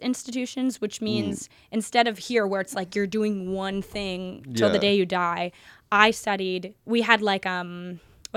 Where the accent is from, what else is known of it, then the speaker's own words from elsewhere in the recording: United States; moved away as an adult; now in United Kingdom; as an American